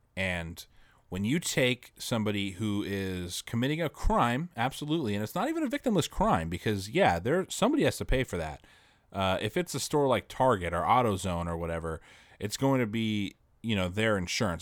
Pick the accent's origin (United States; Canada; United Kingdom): United States; an American citizen